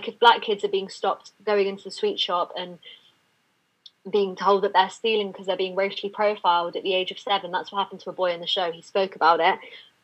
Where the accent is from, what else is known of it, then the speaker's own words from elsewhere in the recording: London, United Kingdom; I've been born and raised in London and I live in London now.